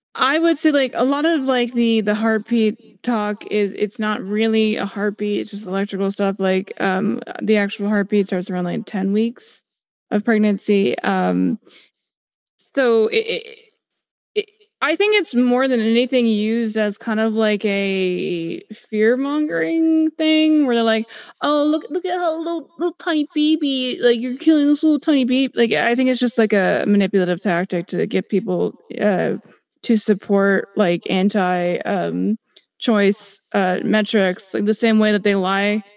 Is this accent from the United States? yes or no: yes; United States; I'm an American